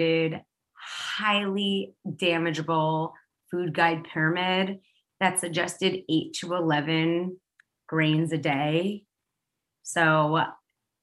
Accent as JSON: {"language": "English", "town": "New York City", "region": "New York", "country": "United States", "tie": "born or raised there", "said": "I used to walk to school by myself because I grew up in New York City"}